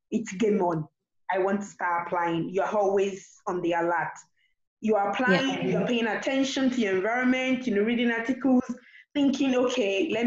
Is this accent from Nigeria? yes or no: yes; Nigeria; I'm a Nigerian